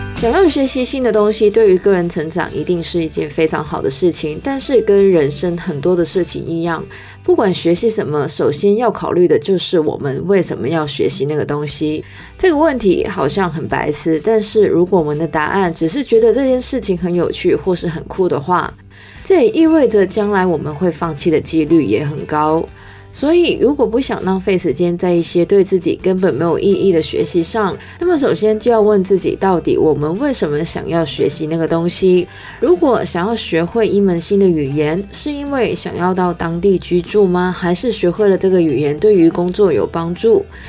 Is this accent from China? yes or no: no; Canada; now in Hong Kong; 虽然呢我是加拿大人